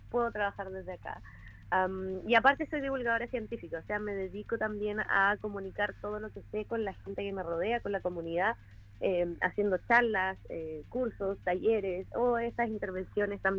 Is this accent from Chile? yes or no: yes; Osorno, Los Lagos, Chile; Bueno, eh, no mencionaron, pero yo soy de Osorno.